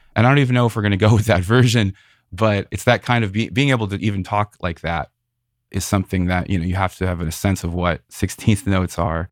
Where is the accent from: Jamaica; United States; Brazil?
United States; Northwest Indiana; now in San Francisco Bay Area, United States; I grew up in Northwest Indiana, right outside Chicago